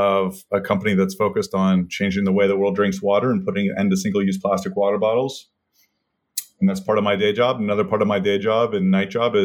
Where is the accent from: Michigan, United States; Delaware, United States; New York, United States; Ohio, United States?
Ohio, United States; Columbus; also born or lived in Texas; I was born in Texas, but grew up in Columbus, Ohio